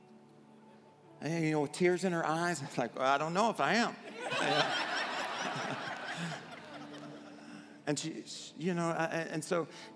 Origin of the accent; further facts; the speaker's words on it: Arkansas, United States; I grew up in Arkansas